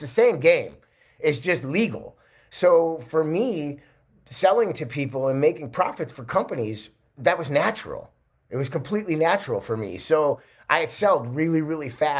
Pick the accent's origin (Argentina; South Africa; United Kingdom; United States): United States; Chicago, Illinois; also born or lived in California; I grew up in Chicago in 1978. I was born